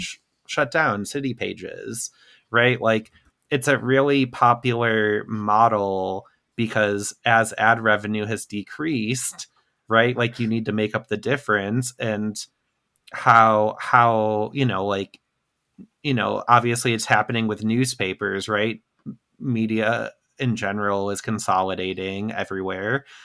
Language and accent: English; Midwest, United States; a Midwesterner